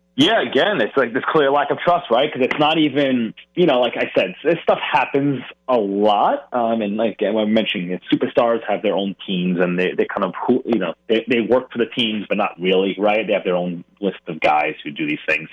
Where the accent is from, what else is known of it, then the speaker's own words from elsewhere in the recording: New York, United States; as a New Yorker